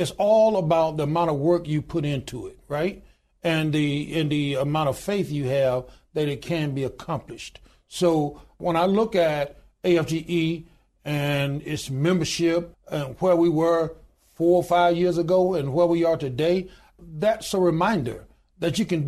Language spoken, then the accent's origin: English; Deep South, United States; born there; as I said, I was born in the Deep South. My father worked extremely hard. We didn't have a whole lot.